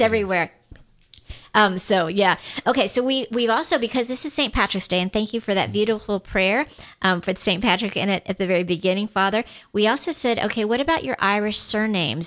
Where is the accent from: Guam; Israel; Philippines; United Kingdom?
Guam; I am from Guam